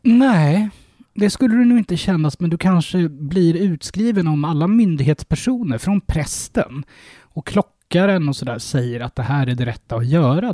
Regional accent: Sweden

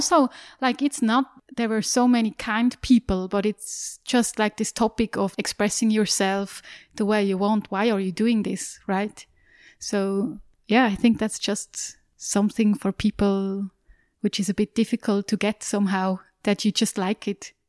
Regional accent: Aargau, Switzerland; Yes, it was in a village close to Aarau.

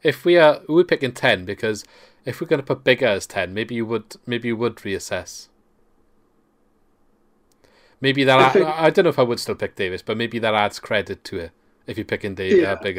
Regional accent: Welsh, Wales, United Kingdom; we're Welsh

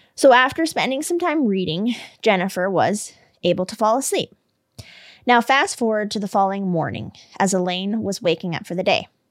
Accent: Canada; I'm Canadian

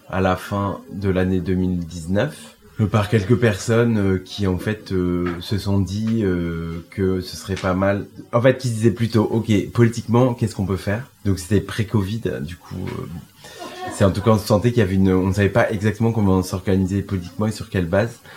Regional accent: France; notre rapport euh, en tant que Français sur la question

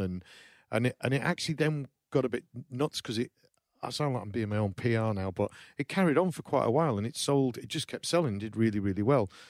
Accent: small town in the north of England, United Kingdom; I'm from New, Llywelose, which is a small, small town in the, in the north of England

